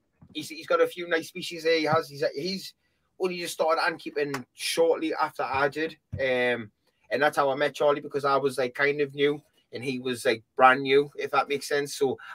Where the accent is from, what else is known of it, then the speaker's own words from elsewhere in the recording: Newcastle upon Tyne, North East England, United Kingdom; I'm a Geordie, mate. Honestly, I take the piss out of everything.